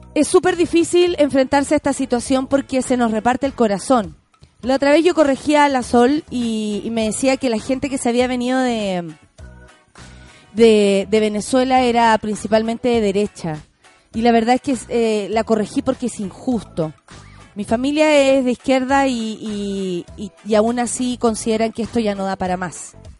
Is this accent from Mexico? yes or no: no; Chile; como chilenos, chilenas